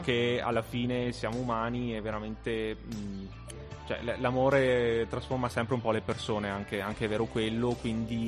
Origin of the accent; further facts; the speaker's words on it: Asiago, Veneto, Italy; moved away as an adult; now in Trento, Italy; sono tornato nel mio paese